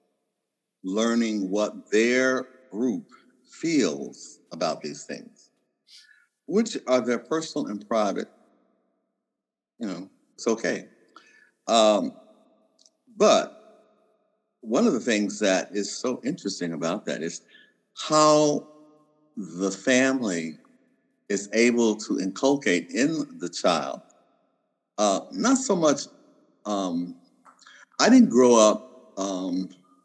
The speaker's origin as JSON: {"language": "English", "region": "Kentucky", "country": "United States", "also_born_or_lived": "Canada", "said": "I'm from Kentucky"}